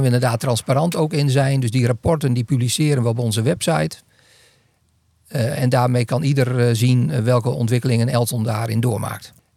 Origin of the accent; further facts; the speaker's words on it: northern Netherlands, Netherlands; ik ben Noorderling